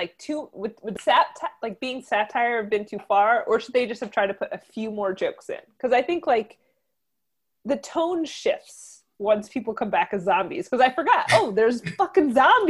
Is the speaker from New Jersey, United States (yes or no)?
yes; New Jersey, United States; accent: Jersey; my Jersey accent's going to come out when I say this word.